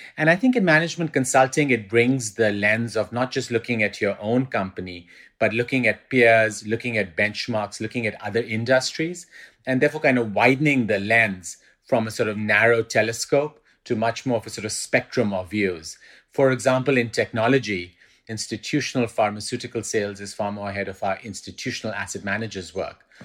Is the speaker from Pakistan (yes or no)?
yes; Pakistan; also born or lived in England; now in New York, United States; I spent about forty percent of my life growing up in Pakistan, then spent the next twenty percent in the U K, in England, and then I've been in New York since about